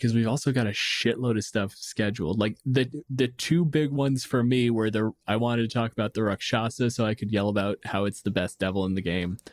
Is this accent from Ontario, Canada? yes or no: yes; Windsor, Ontario, Canada; my hometown, Windsor